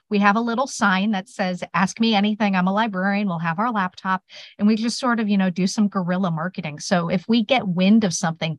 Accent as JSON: {"language": "English", "town": "South Bend", "region": "Indiana", "country": "United States", "tie": "born or raised there", "said": "I was actually born in Indiana, so close."}